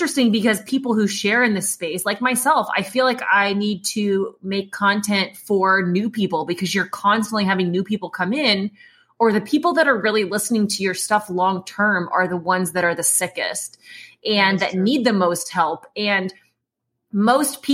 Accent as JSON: {"language": "English", "region": "Indiana", "country": "United States", "said": "I'm from the Midwest. Listen, I know, Judy, I'm just a basic white person, okay? That's it. There's no eclectic culture there, Judy. It's just Indiana."}